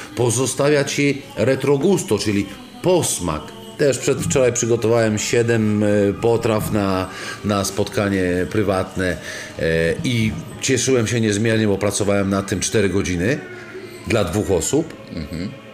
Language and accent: Polish; region near Rome, Lazio, Italy; now in Poland; ja osobiście y, pochodzę z regionu pod Rzymem